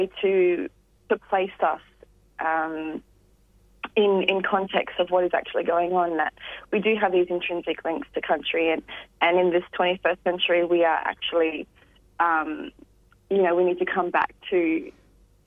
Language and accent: English; Gippsland, Victoria, Australia; I grew up in Gippsland